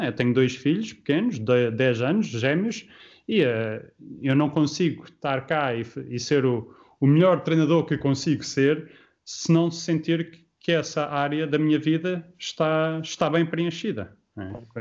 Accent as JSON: {"language": "Portuguese", "country": "Portugal", "said": "Lógico, sou português e, uh, e, um dia, a seu tempo, se realmente projeto, um projeto interessante uh, se tornar uma possibilidade, uh, sim"}